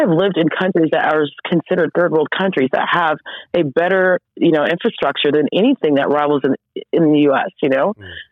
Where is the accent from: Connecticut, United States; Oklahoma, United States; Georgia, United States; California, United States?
Oklahoma, United States; I am from Oklahoma